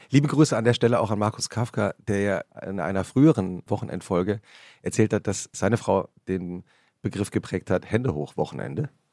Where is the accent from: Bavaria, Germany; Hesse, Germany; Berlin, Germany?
Hesse, Germany; Central; die Region, in der ich aufgewachsen bin